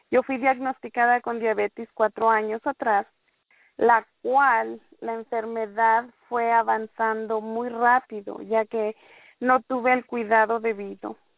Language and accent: Spanish; Merced, California, United States; me gusta que me llamen … por mi nombre corto. Soy de aquí de Merced, California